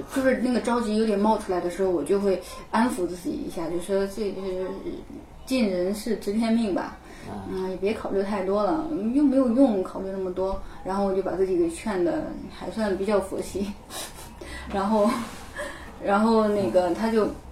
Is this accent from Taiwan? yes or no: no; China; 作为一个，呃，中国人